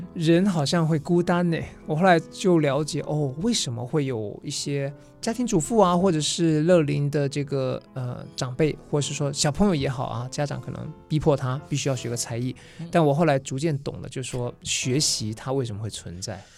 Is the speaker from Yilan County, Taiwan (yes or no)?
yes; Yilan County, Taiwan; moved away; 我是宜兰人嘛